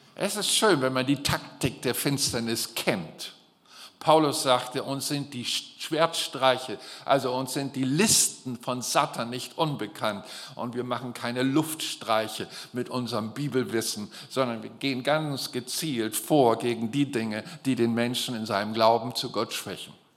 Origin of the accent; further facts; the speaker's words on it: Germany; für mich als Deutsche